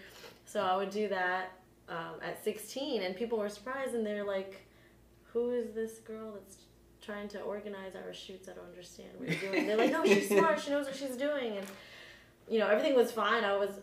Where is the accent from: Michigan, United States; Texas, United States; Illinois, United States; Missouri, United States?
Texas, United States; Houston; also born or lived in Newark, New Jersey; But I was only there until I was 10, and then I moved to Texas with my family.